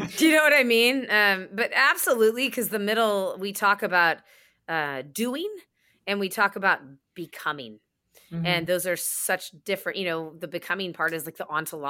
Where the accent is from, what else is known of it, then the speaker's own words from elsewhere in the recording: New York, United States; as a New Yorker